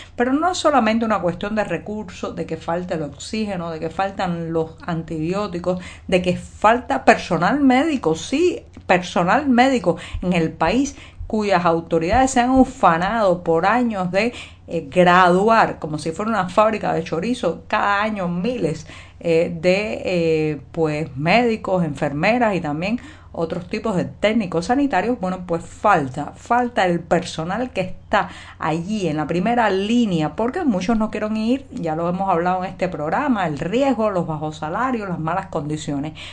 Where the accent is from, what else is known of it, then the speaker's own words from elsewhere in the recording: Cuba; cubana, periodista, ciudadana